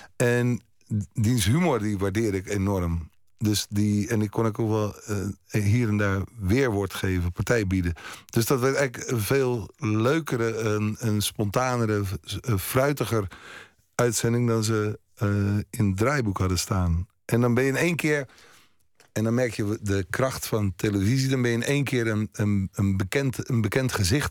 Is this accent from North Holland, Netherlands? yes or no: yes; Haarlem, North Holland, Netherlands; Haarlem, dat is mijn, mijn geboortestad